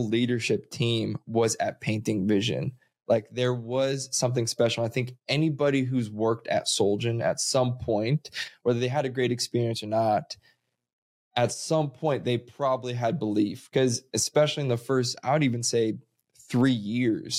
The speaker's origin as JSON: {"language": "English", "region": "Missouri", "country": "United States", "tie": "born or raised there", "moved": "yes", "said": "I grew up in Missouri where solar at that time was a figment of imagination."}